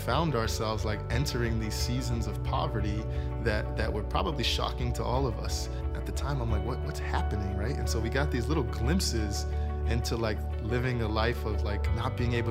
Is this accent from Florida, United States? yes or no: yes; Miami, Florida, United States; I grew up in Miami, Florida